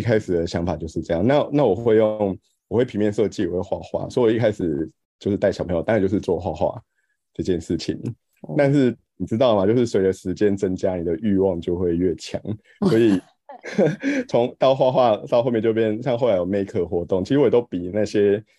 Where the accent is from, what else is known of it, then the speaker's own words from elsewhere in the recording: Pingtung County, Taiwan; 因为我是屏东人，所以我回屏东实习